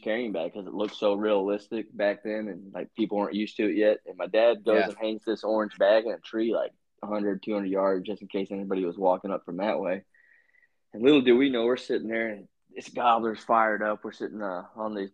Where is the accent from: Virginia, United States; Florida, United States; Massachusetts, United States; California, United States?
Virginia, United States; moved away; also born or lived in Utah; When I grew up in Virginia